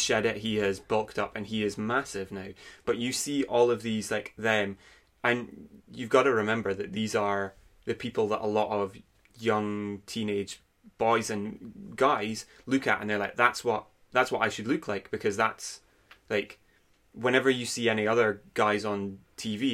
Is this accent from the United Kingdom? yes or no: yes; Aberdeen, Scotland, United Kingdom; I'm from Aberdeen. Um, I've grown up here for my entire life, not really left for any great period of time.